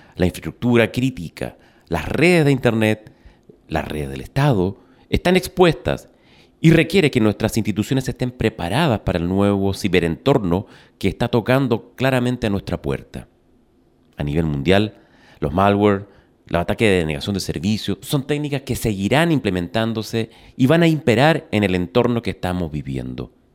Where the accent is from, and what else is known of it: Chile